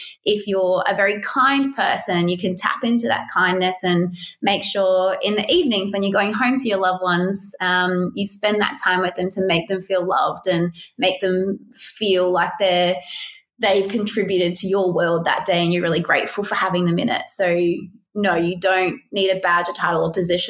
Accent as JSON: {"language": "English", "country": "Australia", "said": "had a lot of pride and sense, I did certainly, of being an Australian"}